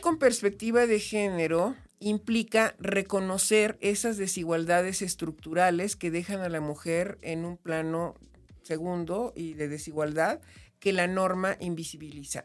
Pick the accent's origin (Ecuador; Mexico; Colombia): Mexico; Comitán, Chiapas; yo soy chiapaneca, nací en Comitán